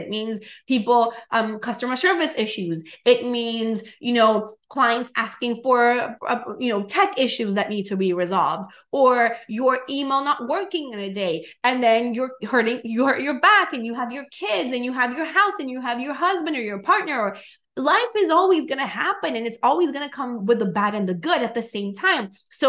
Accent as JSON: {"language": "English", "country": "Venezuela", "second_language": "English", "moved": "yes", "lives_now": "United States", "said": "I came from Venezuela to the US as an immigrant that started my business from zero."}